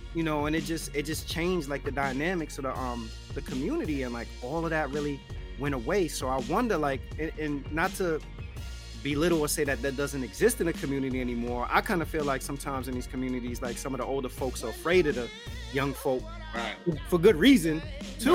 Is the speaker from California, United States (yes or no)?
no; New York City, New York, United States; growing up in the South Bronx